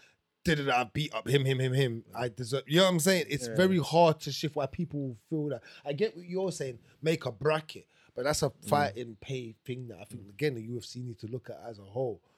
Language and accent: English; England, United Kingdom; I'm going to say I'm from England. I've got the whole England backing me.